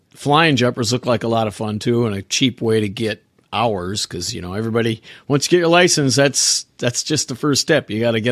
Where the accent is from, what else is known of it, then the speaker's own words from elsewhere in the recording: Minneapolis, Minnesota, United States; I grew up in a suburb just on the north side of Minneapolis, and I'm still not far. I'm in Wisconsin now, but right across the border